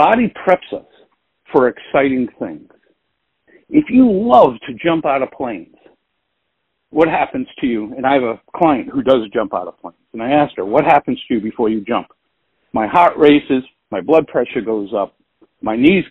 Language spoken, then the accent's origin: English; Providence, Rhode Island, United States; I grew up in Providence, Rhode Island. I live right outside of there now